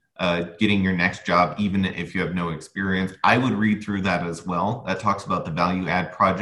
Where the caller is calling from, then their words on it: United States; I'm calling from the United States